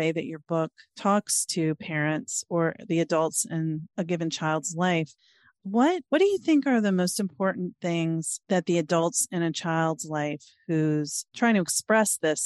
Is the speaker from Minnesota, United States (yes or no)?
no; Norfolk, Virginia, United States; now in Maryland, United States; I'm 50 and I grew up in Virginia